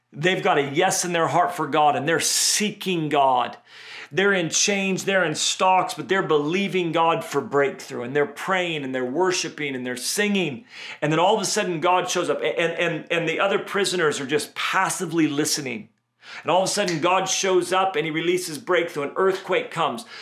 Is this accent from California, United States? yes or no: yes; Redding, California, United States; Where I grew up in Redding, California